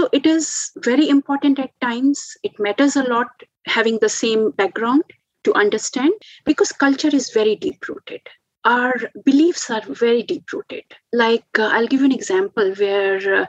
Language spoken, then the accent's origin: English; India; now in Australia; I'm from India